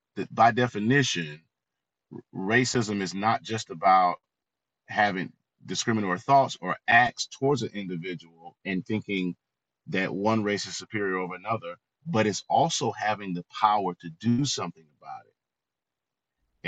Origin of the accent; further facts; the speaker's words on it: Florida, United States; I grew up in the South. Uh, as you said, I'm a native of Florida